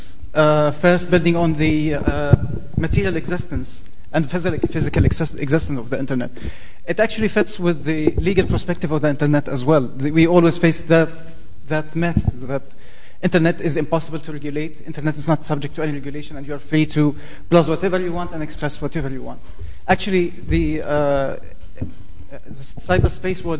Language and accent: English; Jordan; I'm coming from Jordan, which is in the heart of the Arab Spring